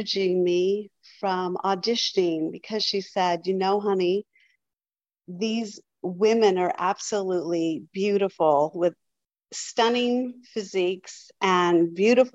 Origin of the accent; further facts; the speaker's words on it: San Diego, California, United States; I grew up in San Diego and I started out in a little dance studio just right on the corner.